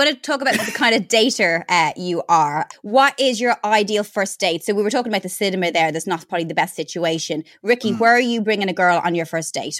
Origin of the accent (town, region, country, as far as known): Ireland; born or raised there